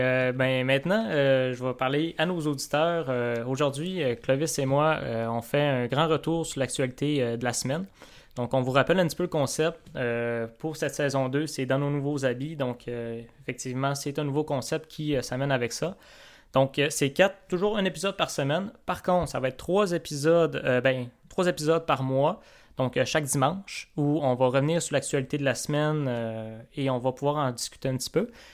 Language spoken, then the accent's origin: French; Quebec, Canada; moved away; ma terre natale et, euh, ta terre d'accueil, on peut dire ça comme ça, donc, euh, le Seigne Lac-Saint-Jean